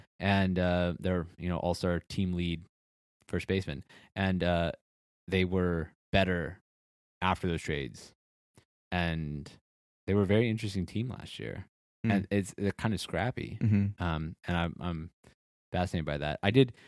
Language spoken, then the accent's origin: English; Ohio, United States; I grew up in Ohio.